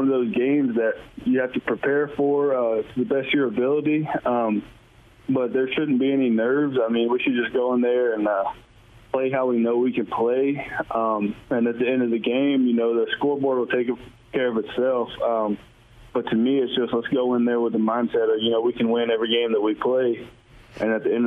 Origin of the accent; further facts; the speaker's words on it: Georgia, United States; moved away as an adult; playing in front of my home fans pretty much, especially with, like, from being from Georgia.